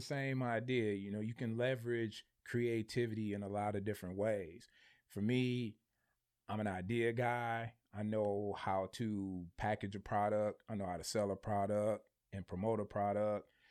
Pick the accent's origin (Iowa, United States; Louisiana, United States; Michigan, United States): Michigan, United States; I'm from Michigan